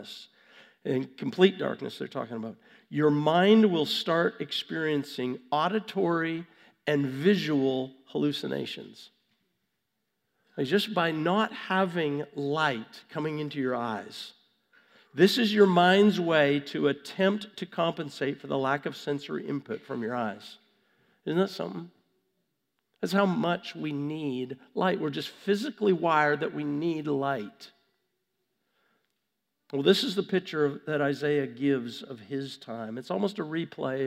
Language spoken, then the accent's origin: English; Vancouver, British Columbia, Canada; I was born in Vancouver, Canada.